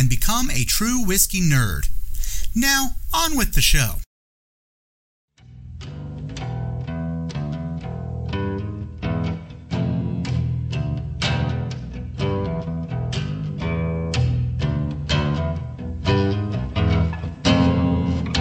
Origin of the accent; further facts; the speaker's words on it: Washington, United States; I'm from Washington State